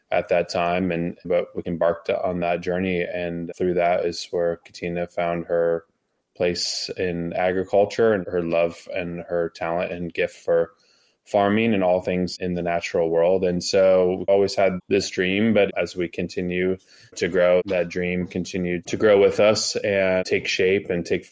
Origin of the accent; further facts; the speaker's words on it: Los Angeles, California, United States; moved away as an adult; also born or lived in Japan; now in Healdsburg, United States; we grew up in Southern California, Los Angeles area together